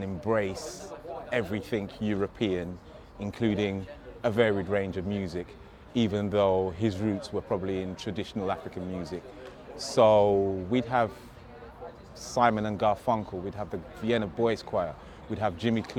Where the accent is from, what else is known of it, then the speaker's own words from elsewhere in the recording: Hammersmith, London, United Kingdom; born there; I was born in 1973 in West London, Queen Charlotte's Hospital, Hammersmith to be precise.